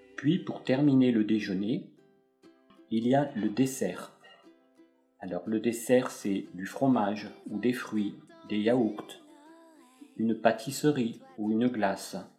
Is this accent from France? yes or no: yes; France; je suis français